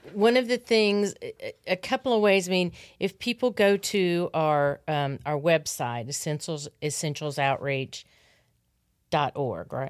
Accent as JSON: {"language": "English", "region": "Arkansas", "country": "United States", "tie": "born or raised there", "said": "I grew up in Arkansas"}